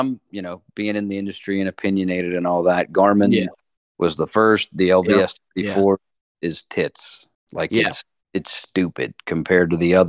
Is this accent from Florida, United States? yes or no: yes; Florida, United States; growing up in Florida